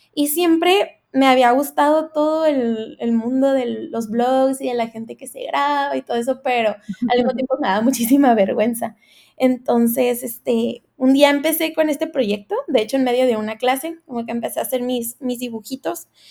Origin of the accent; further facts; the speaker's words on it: Tijuana, Baja California, Mexico; soy de Tijuana, Baja California.